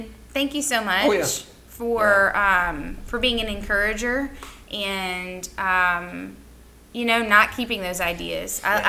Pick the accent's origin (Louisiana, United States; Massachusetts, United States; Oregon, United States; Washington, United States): Louisiana, United States; New Orleans; moved away; I grew up right outside of New Orleans.